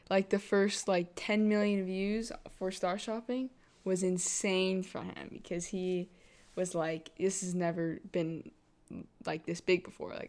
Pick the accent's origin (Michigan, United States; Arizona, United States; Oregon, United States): Arizona, United States; Uh, Arizona.